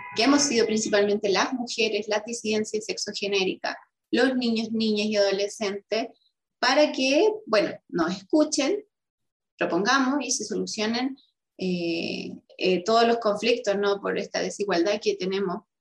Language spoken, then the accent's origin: Spanish; Rengo, O'Higgins, Chile; soy renguina, nací en Rosario, en una localidad de la comuna de Rengo, en la sexta región